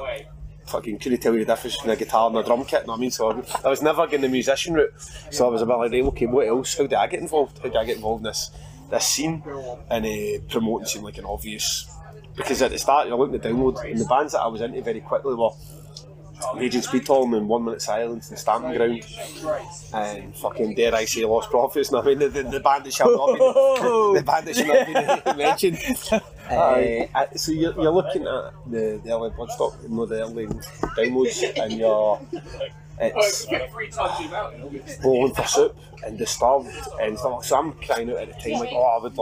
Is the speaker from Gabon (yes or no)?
no; Glasgow, Scotland, United Kingdom; I'm from Glasgow